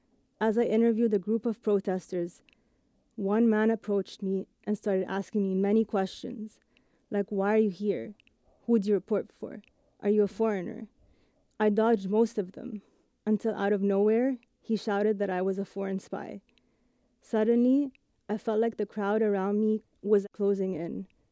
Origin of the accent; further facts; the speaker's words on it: Cairo, Cairo Governorate, Egypt; first language English; I grew up in Cairo, Egypt. My mom is Italian. My dad is Egyptian. I went to international schools my entire life. English was actually my first language, and I consider myself a native English speaker.